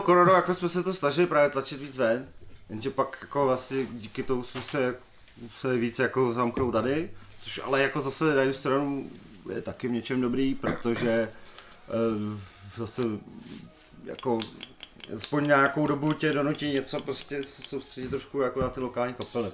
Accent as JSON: {"language": "Czech", "town": "Tachov", "region": "Plzeň Region", "country": "Czechia", "moved": "yes", "said": "my původně pocházíme z Tachova"}